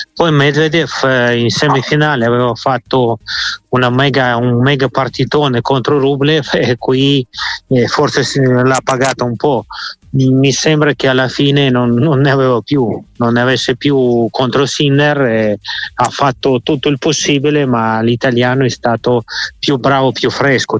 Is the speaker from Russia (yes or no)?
yes; Moscow, Russia; moved away; nella mia stessa città di Mosca